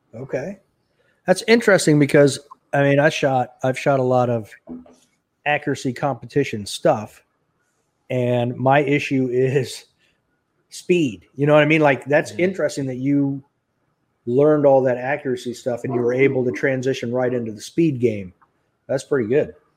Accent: Dallas, Texas, United States; I was born in Dallas

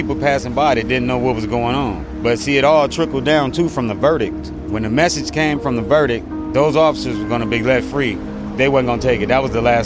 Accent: Los Angeles, California, United States; I've been here all my life. I was born in the Morningside Hospital right there.

